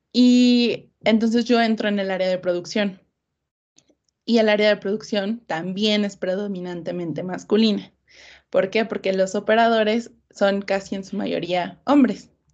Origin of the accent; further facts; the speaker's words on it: Mexico City, Mexico; Soy de la Ciudad de México